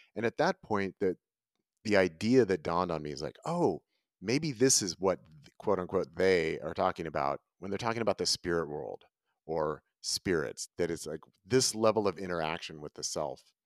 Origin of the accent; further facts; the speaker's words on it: Northern California, United States; moved away as an adult; now in Ashland, United States; I was raised in Northern California